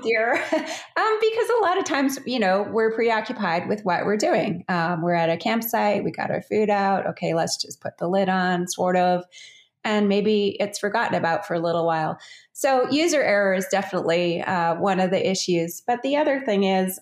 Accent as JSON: {"language": "English", "town": "Calgary", "region": "Alberta", "country": "Canada", "tie": "born or raised there", "said": "I grew up in Calgary, which is just uh, at the base of the Rocky Mountains in Canada."}